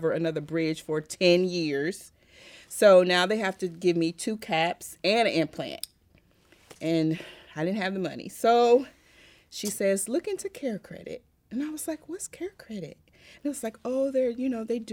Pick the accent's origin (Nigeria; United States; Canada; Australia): United States; Indianapolis, Indiana; now in Texas, United States; I'm originally from Indianapolis, and I moved to Texas